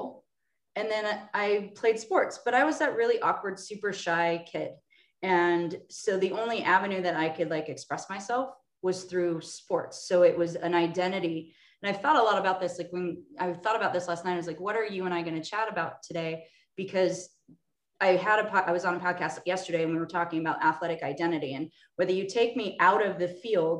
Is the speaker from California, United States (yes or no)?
yes; Orange County, Southern California, United States; I'm from Orange County, Southern California, Disneyland area